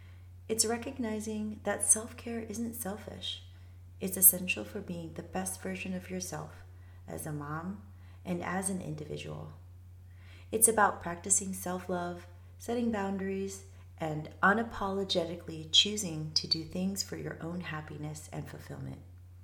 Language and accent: English; Japan; moved away; in Japan for a majority of my childhood, which is about 13 years, because my dad was in the Navy. Growing up in Japan in the 90s was special and shaped my outlook on life and values.